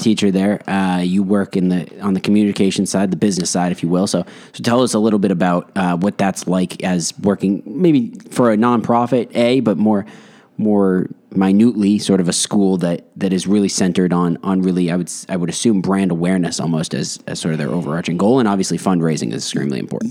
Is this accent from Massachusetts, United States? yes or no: yes; Westborough, Massachusetts, United States; we're both from Westboro, Massachusetts.